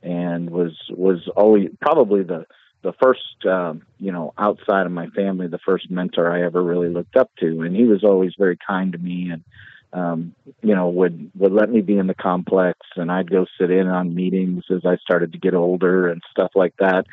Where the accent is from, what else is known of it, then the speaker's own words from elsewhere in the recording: Hamilton, New York, United States; moved away as an adult; also born or lived in Blair, Nebraska; now in Maryville, United States; Grew up, all my family, everybody's from that area, all from about two or three counties in upstate New York, and grew up my entire, childhood there. Graduated from Hamilton Central High School